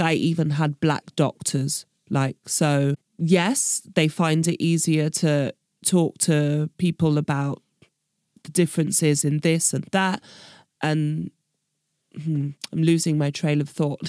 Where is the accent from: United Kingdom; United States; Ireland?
United Kingdom; moved away as an adult; now in Berlin, Germany; I'm British and that I don't speak German